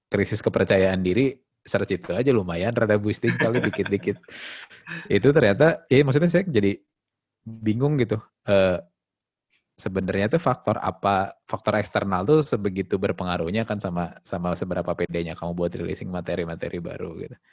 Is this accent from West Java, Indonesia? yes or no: yes; Bandung, West Java, Indonesia; saya memperkenalkan diri kayaknya kan sebagai uh, lahir dan tumbuh di Bandung gitu